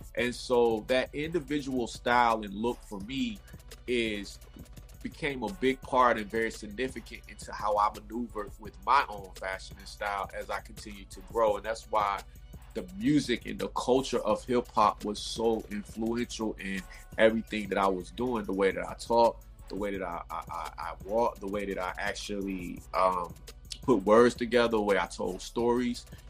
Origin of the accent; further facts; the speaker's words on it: Raleigh, North Carolina, United States; moved away as an adult; now in Los Angeles, United States; I'm originally from North Raleigh, North Carolina, Raleigh Durham, North Carolina. Um, I um, I grew up out there